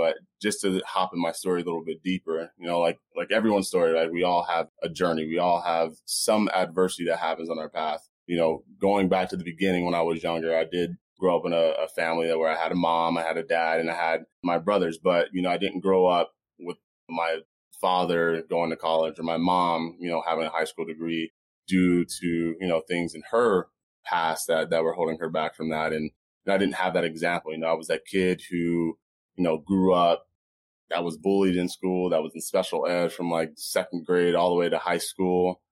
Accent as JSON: {"language": "English", "town": "Phoenix", "region": "Arizona", "country": "United States", "tie": "born or raised there", "also_born_or_lived": "Las Vegas, United States", "said": "I was born in Vegas. Ended up living in Washington, D.C., Alaska, Texas, California. Ended up moving to Phoenix where my parents ended up getting divorced. Went to a little bit of grade school here."}